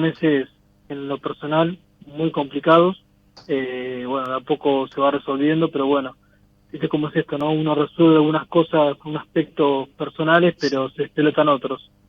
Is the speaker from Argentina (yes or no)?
yes; Coronel Suárez, Buenos Aires Province, Argentina; De Coronel Suárez, sur de la provincia de Buenos Aires